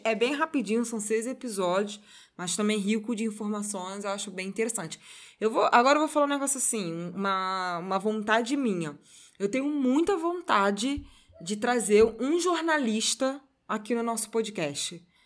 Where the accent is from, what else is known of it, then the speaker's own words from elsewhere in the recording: Brazil; a gente, como brasileiro